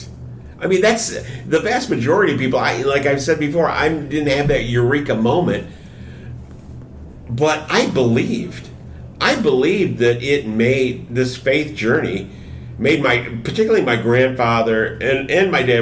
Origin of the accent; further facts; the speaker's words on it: Michigan, United States; now in Houston, United States; I'm from Michigan, where the weather, the seasons were distinct